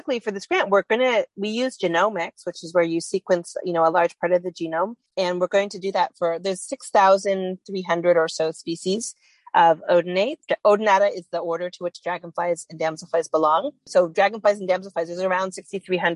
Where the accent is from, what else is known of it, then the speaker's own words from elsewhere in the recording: Canada; I'm from Canada